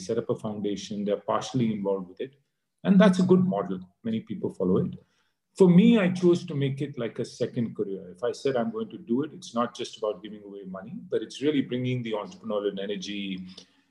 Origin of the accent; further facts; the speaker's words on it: India; also born or lived in United States; growing up in India in school, our only aspiration was to get, you know, the best job